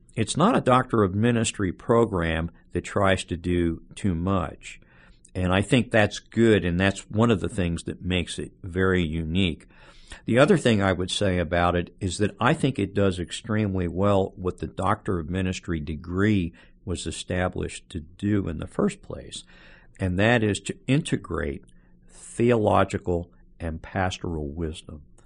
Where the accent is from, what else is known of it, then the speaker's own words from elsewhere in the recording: Philadelphia, Pennsylvania, United States; moved away as an adult; also born or lived in the South; now in Birmingham, United States; I was born in Philadelphia and grew up in the suburbs outside of Philadelphia